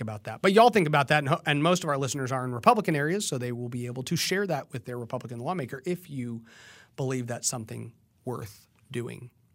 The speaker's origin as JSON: {"language": "English", "region": "Texas", "country": "United States", "also_born_or_lived": "San Antonio", "said": "I am a Texan"}